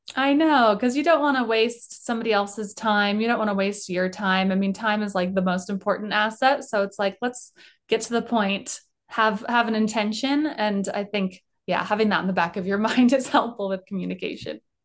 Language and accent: English; Colorado, United States; I grew up in Colorado.